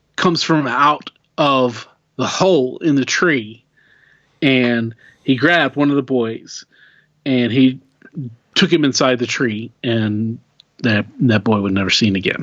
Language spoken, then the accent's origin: English; Oklahoma, United States; we're we're we're from Oklahoma.